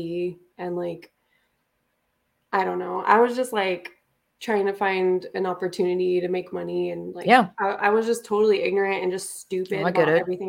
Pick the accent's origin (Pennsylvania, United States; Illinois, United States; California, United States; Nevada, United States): Nevada, United States; Las Vegas; I grew up in Vegas.